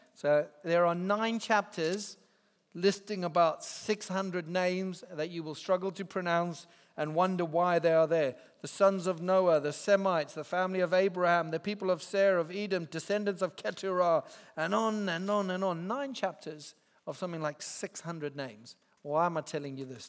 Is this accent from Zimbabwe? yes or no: yes; Zimbabwe; moved away as an adult; now in England; I grew up in Zimbabwe